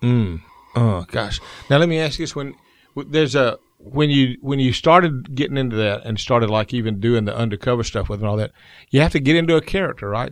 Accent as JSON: {"language": "English", "town": "Columbus", "region": "Georgia", "country": "United States", "said": "I was from Columbus"}